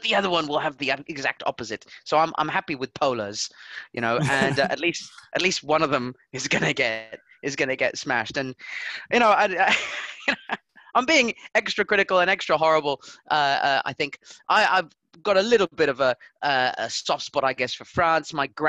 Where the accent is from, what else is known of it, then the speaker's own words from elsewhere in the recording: Southampton, South East England, United Kingdom; Mate. We're from Southampton.